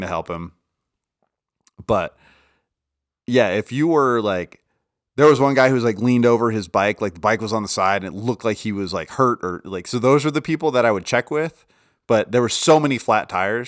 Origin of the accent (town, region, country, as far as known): Colorado, United States